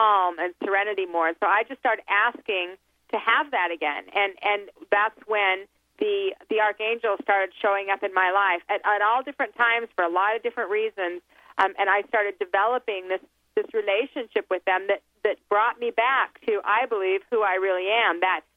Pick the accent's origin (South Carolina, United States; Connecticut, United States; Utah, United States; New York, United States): Utah, United States; Salt Lake City; I came from Salt Lake City, Utah, is where I was raised